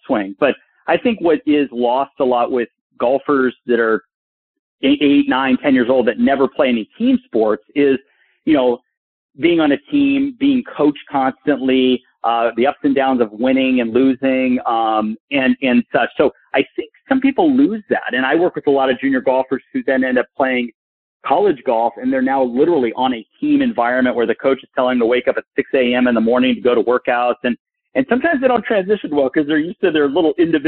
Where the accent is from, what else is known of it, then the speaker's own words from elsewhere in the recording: Burbank, California, United States; I grew up in Burbank, California, and played all these other sports